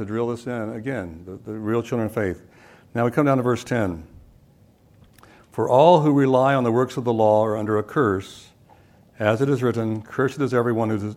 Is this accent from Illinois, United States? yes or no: no; North Florida, United States; accent: southern; I grew up in North Florida